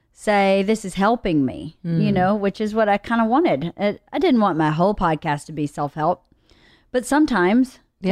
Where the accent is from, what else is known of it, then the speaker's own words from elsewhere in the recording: United States; I just got to this country. I'm American.